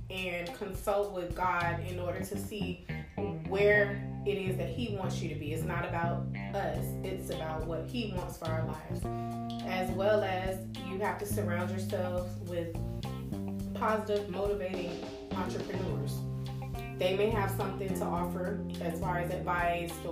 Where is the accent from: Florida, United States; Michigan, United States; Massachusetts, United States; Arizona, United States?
Florida, United States; Miami; I was born and raised in Miami, Florida. I'm the youngest of four.